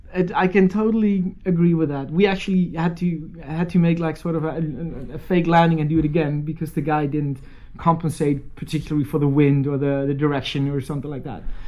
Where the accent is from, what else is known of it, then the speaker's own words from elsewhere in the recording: North Holland, Netherlands; English is a second language; I wasn't raised in Alkmaar. I was, I was born in a city uh, or a town, really, about ten kilometers away. Uh, but Alkmaar has always been the big city in the area. So I, I, I was raised in a small town